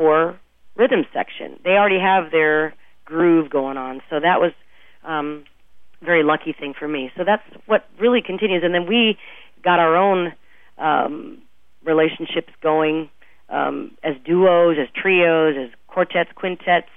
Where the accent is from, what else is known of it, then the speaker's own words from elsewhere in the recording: Omaha, Nebraska, United States; moved away as an adult; also born or lived in Bay Area, California / Minneapolis / Kansas City; I grew up in Omaha, but then I moved, it's a long story, I moved to the Bay Area for a while in high school